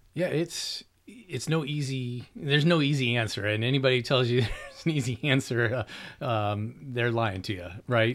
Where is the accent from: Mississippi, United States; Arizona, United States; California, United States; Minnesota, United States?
California, United States; Orange County; now in Riverside, United States; I grew up in Orange County